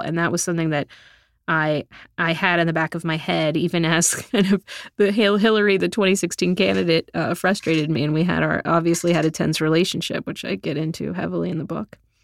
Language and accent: English; South Texas, United States; moved away; I'm from South Texas, I'm a product of public school in the middle class